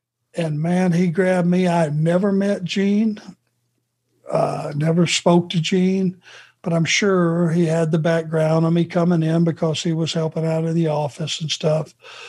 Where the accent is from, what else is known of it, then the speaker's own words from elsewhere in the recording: the South, United States; accent: Southern; But I just knew a guy with my heavy Southern accent. I don't have it anymore, do I?